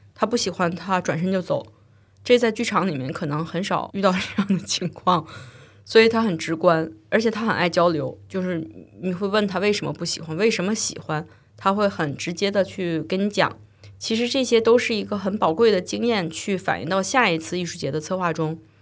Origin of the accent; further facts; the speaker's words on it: China; now in United Kingdom; 我作为一个中国制作人，在英国生活和工作